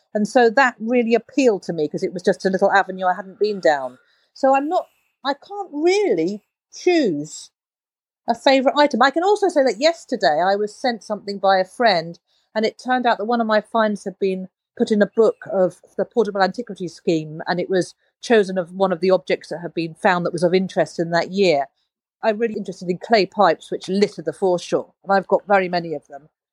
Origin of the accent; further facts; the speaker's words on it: London, United Kingdom; also born or lived in Uganda; So I, I grew up in London